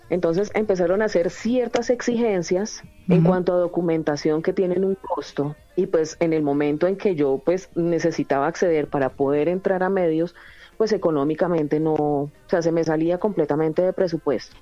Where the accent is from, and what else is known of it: Colombia; now in Spain